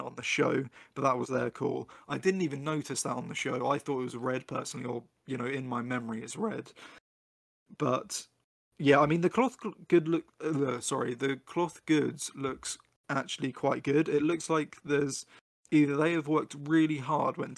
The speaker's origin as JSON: {"language": "English", "country": "United Kingdom", "said": "me being a Brit"}